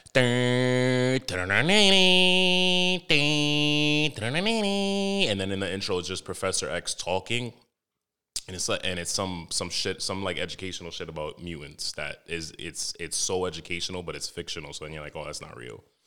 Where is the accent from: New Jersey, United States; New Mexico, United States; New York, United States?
New York, United States; New York City; I grew up in Harlem